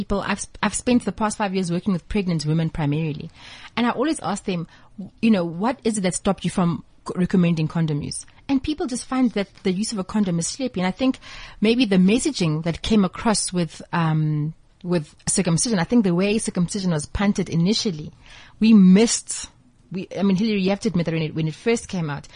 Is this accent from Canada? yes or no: no; Zimbabwe; moved away; I'm also originally from Zimbabwe.